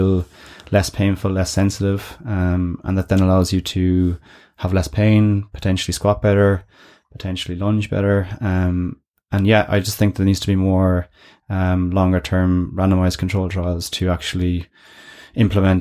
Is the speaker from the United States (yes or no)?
no; Ireland; how we are as an Irish nation